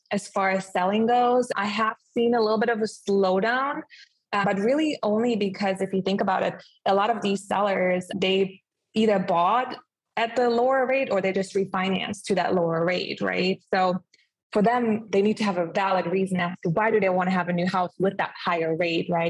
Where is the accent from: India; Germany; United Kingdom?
Germany; moved away as an adult; also born or lived in Clearwater Beach, Florida; now in Clearwater, United States; I am originally from Germany, but I did decide to move to the United States at age of 20